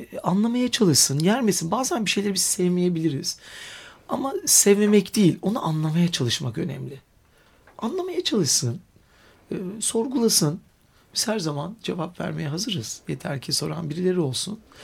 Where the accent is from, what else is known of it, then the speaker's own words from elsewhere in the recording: Istanbul, Turkey; iyi ki burada doğmuşum, burada büyümüşüm